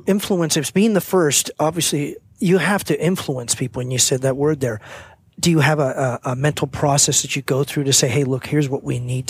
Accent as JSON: {"language": "English", "town": "San Mateo", "region": "California", "country": "United States", "tie": "born or raised there", "also_born_or_lived": "San Francisco", "said": "Yeah, I grew up in San Mateo. I was born in San Francisco."}